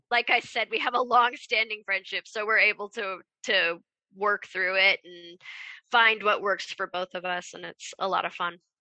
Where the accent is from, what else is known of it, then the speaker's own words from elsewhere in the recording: Kansas, United States; I grew up in Kansas